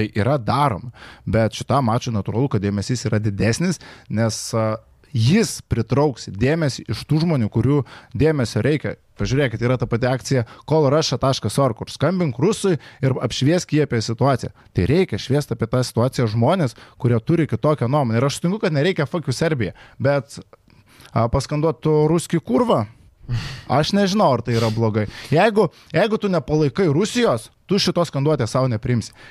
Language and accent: Lithuanian; Lithuania; Mes, lietuviai